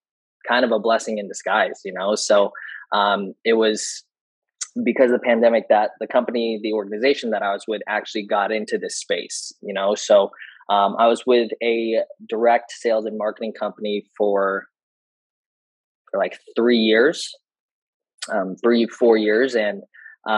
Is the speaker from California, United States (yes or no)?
yes; San Diego, California, United States; I'm from San Diego.